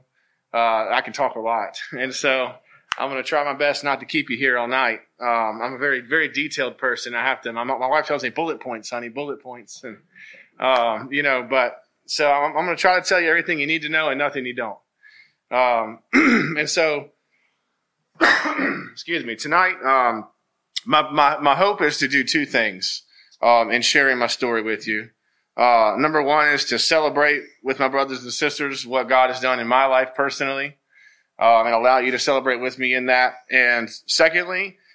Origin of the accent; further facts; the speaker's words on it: Thaxton, Virginia, United States; now in Lynchburg, United States; I grew up in Bedford, so similar to the Gladys area, you know, very, you know, farmland and rural, and you know, and I love it. I grew up in Thaxton